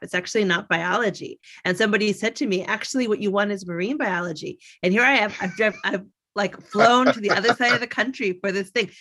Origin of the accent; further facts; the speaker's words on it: Canada; I grew up in Canada